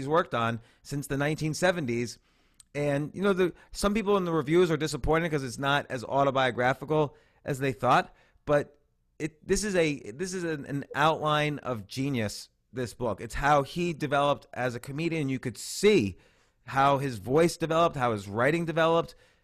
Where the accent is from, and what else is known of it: New Jersey, United States; born or raised there; now in New York City, United States